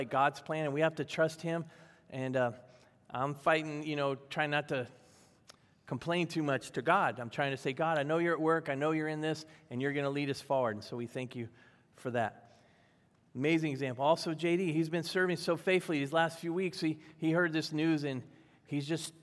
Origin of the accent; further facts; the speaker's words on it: Virginia, United States; I grew up in Virginia